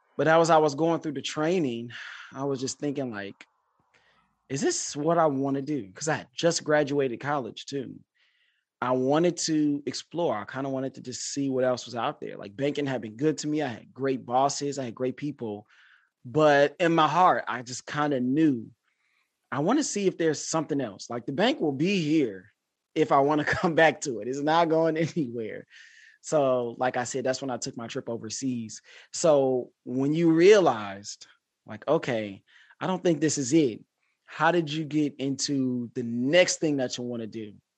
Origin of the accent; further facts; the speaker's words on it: Detroit, Michigan, United States; I'm from Detroit